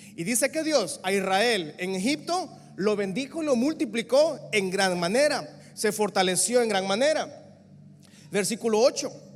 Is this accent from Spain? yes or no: no; San Pedro Sula, Cortés, Honduras; yo nací en el Social Security Center, mejor conocido como Seguro Social. En esa camilla que yo nací, hayan nacido seguramente medio San Pedro Sula